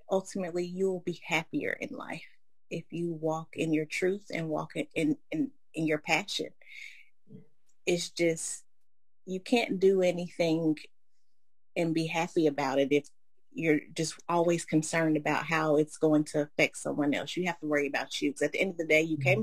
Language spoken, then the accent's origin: English; Asheville, North Carolina, United States; moved away as an adult; now in Evans, United States; I'm from Asheville, North Carolina, and I currently reside here in Evans, Georgia. I've been here about eight years